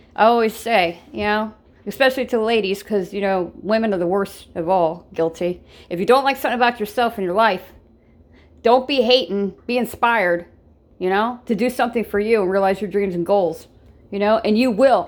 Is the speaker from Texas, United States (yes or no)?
no; Ohio, United States; I'm from Ohio. I'm Buckeye by blood and nature. I was born and raised in Ohio